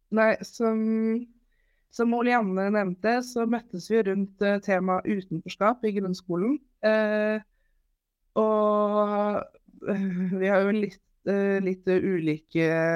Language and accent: Norwegian; Holmestrand, Vestfold, Norway; Jeg er 28 år, fra Holmstrand